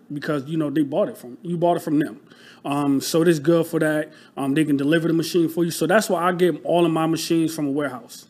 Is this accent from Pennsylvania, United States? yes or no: no; Rochester, New York, United States; moved away as an adult; now in Philadelphia, United States; I'm from Rochester, New York. So upstate, um, New York, like a small city